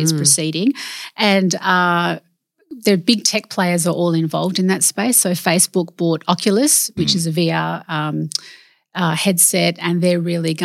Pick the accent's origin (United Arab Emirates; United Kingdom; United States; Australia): Australia; Perth, Western Australia; also born or lived in Laverton, Western Australia; I was born in Perth and my parents are immigrants from overseas.